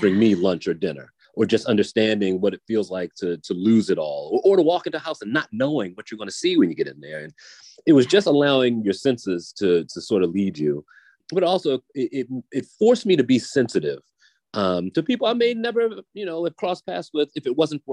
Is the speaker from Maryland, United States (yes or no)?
yes; Baltimore, Maryland, United States; moved away as an adult; also born or lived in Salisbury, Maryland / Milwaukee, Wisconsin; I'm from Baltimore, and to be in Salisbury, I'm still driving distance.